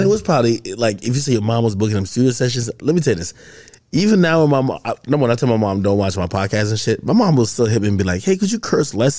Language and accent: English; Bergen County, New Jersey, United States; I grew up in Jersey, Bergen County